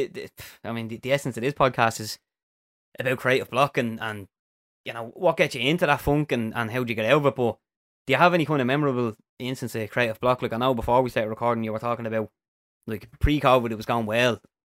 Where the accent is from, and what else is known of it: Dublin, Leinster, Ireland